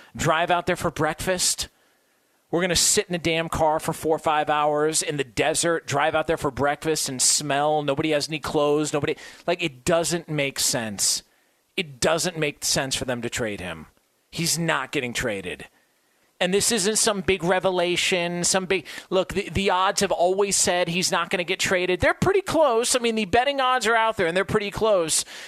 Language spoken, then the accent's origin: English; Southern California, United States; growing up in Southern California, in the area I'm